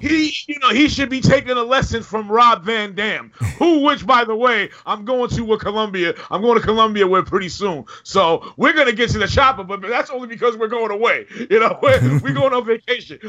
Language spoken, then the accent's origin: English; New York, United States; We are from New York. We were here during the Giuliani days